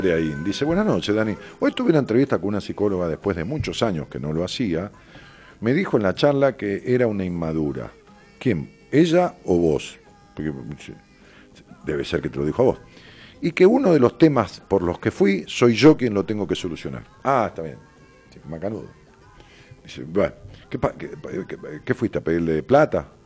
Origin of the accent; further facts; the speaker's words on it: Chaco, Argentina; Soy del Chaco.